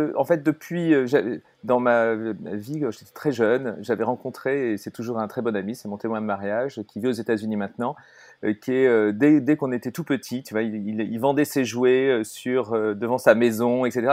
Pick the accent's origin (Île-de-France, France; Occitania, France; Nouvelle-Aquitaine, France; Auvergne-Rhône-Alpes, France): Île-de-France, France; Paris; je suis donc euh, bah, euh, parisien, même si de cœur je suis breton